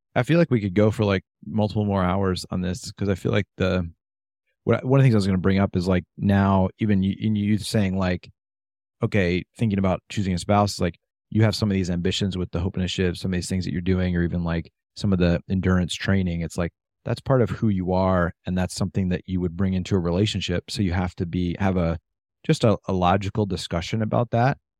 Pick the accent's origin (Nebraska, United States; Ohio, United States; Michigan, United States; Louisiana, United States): Michigan, United States; I was from Michigan